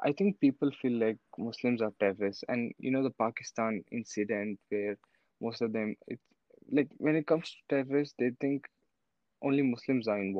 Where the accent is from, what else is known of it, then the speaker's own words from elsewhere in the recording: Riyadh, Riyadh Province, Saudi Arabia; also born or lived in India; I'm a Muslim, I was born in Riyadh, a place in Saudi Arabia